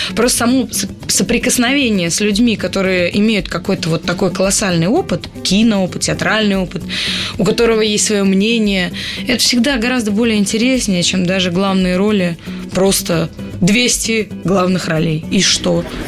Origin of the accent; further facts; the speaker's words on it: Pskov, Pskov Oblast, Russia; я же из Пскова